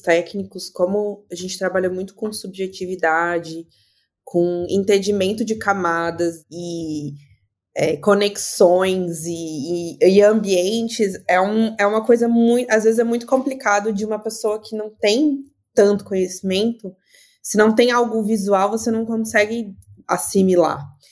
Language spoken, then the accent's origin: Portuguese; Blumenau, Santa Catarina, Brazil; now in Porto Alegre, Brazil; sou de Blumenau, Santa Catarina, mas estou em Porto Alegre